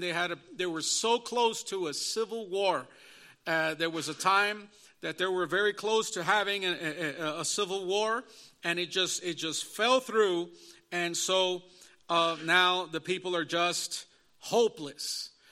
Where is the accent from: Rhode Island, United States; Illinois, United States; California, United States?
Illinois, United States; Chicago; also born or lived in Elgin, Illinois; I was born and raised in the Chicago, Illinois area all of my life